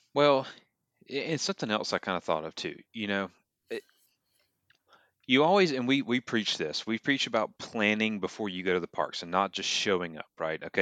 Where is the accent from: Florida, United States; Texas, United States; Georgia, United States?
Georgia, United States; Atlanta; when I used to go to Six Flags growing up in Atlanta